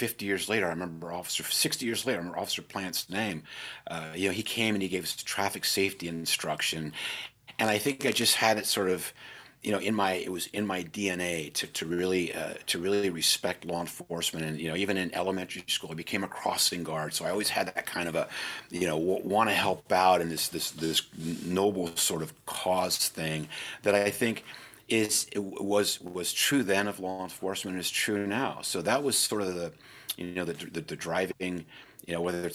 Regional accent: San Francisco, California, United States; I was born and raised in San Francisco

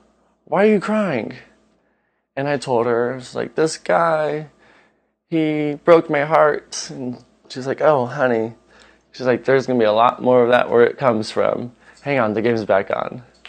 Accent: Bremerton, Washington, United States; from Bremerton, Washington. Being from Washington, the Seattle area, we have a lot of pride in our town. I even have a Seattle tattoo.

